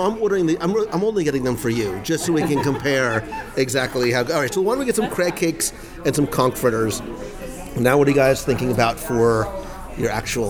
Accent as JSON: {"language": "English", "region": "Northeast", "country": "United States", "said": "our names end in vowels. We are from the Northeast, where our standards for Italian food, I think, are understandably high."}